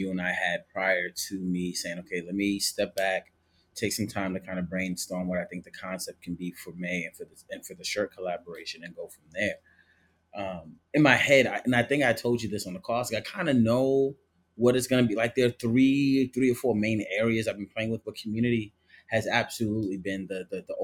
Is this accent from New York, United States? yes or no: yes; New York City, New York, United States; moved away as an adult; also born or lived in Florida / Atlanta / Brooklyn; now in Columbus, United States; I am from the Bronx, though. You know what I'm saying? I've lived in the Bronx pretty much almost my entire life besides the times I lived in, like, Florida and Atlanta